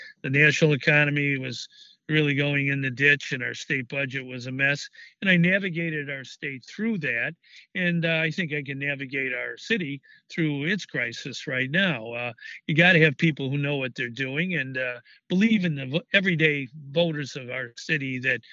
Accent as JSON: {"language": "English", "town": "Chicago", "region": "Illinois", "country": "United States", "tie": "born or raised there", "said": "I was born in South Shore on the South Side. I've lived in the same house for 39 years in Chicago on the West Side"}